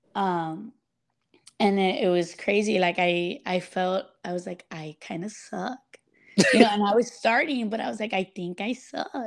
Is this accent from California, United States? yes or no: no; Laredo, Texas, United States; born or raised there